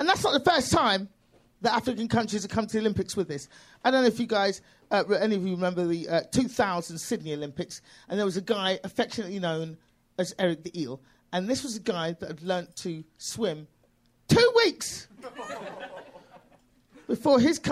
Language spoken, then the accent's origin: English; London, United Kingdom; accent: British; moved away as an adult; now in United States; I'm from London.